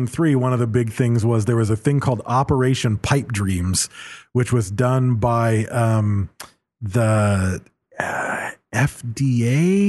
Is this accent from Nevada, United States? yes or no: no; Battle Creek, Michigan, United States; also born or lived in Detroit, Michigan; now in California, United States; moved back to Battle Creek